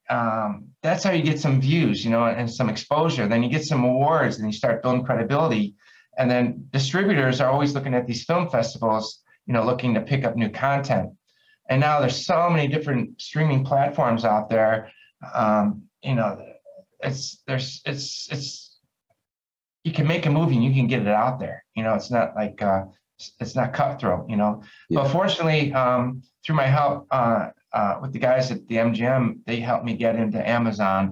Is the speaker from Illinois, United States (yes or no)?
yes; Chicago, Illinois, United States; moved away; also born or lived in Dallas; growing up in Chicago